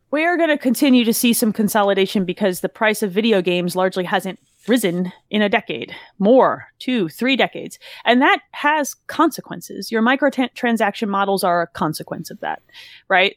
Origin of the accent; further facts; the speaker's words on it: New Jersey, United States; I grew up in Jersey